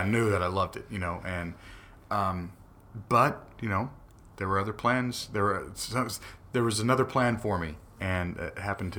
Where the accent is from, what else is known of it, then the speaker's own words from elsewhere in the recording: Paris, Île-de-France, France; I'm from Paris, but I met some of the most interesting people in the city of Paris.